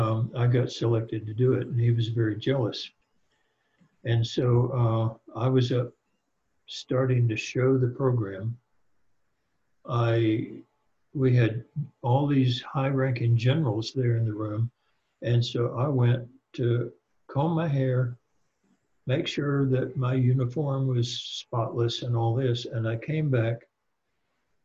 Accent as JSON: {"language": "English", "region": "Deep South", "country": "United States", "tie": "born or raised there", "said": "I was raised in the Deep South"}